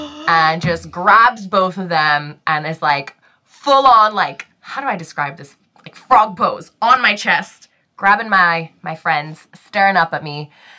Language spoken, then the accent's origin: English; Singapore; So, growing up in Singapore